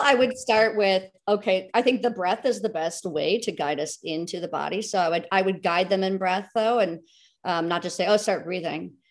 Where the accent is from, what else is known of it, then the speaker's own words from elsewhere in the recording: United States; a American, you know, a woman in the Western world